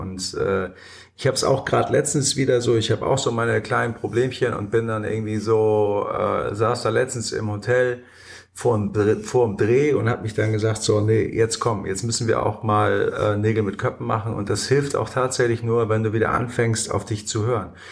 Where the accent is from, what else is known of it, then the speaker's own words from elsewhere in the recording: Hamburg, Germany; als Hamburger Jungen